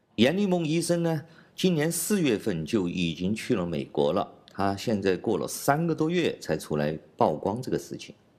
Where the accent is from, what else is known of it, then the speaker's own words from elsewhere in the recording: China; 我是来自中国大陆的